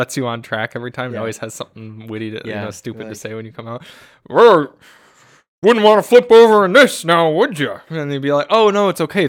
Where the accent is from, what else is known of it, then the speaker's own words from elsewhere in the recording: Michigan, United States; good made drivers growing up in Michigan, made it just fine